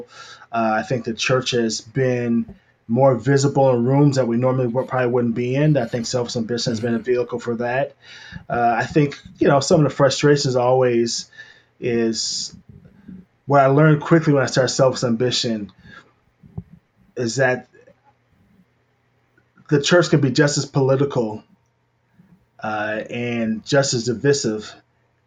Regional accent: Madison, Wisconsin, United States; also born or lived in Gary, Indiana; I was born in Gary, Indiana. I was only there for like 2 weeks. My dad came to Madison for law school. So I've been there my whole life

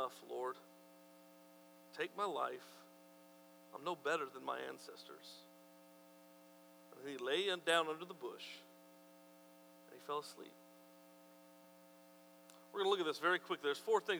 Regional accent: New Mexico, United States; I'm from New Mexico

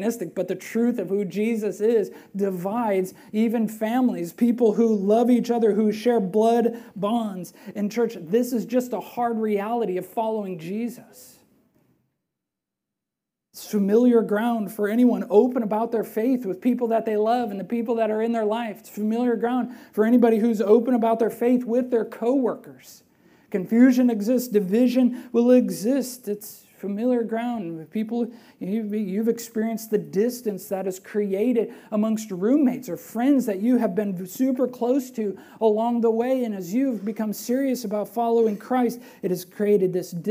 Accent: Belmont, Wisconsin, United States; also born or lived in Platteville, Wisconsin; I was born in Platteville, Wisconsin, but raised in Belmont.

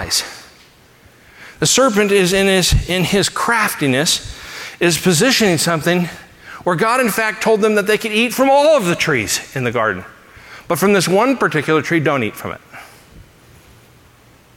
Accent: Los Angeles, California, United States; moved away; I grew up in Los Angeles

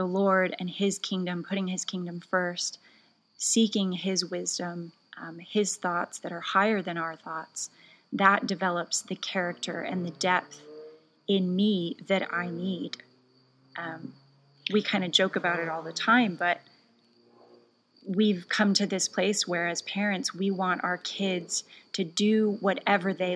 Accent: United States; moved away; also born or lived in Norway; as an American

